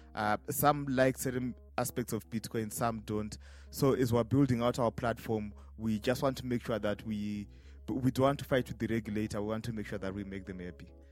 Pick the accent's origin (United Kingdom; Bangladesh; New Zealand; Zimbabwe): Zimbabwe; Harare; I'm from Harare, Zimbabwe.